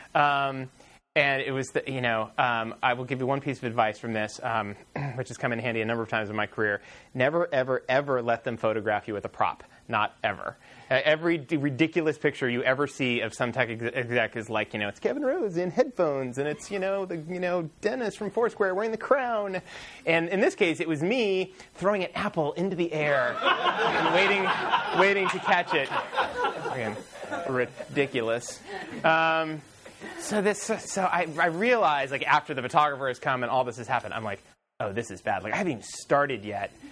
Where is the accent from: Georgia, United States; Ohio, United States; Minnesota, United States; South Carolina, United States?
Ohio, United States; Columbus; I grew up in Columbus, Ohio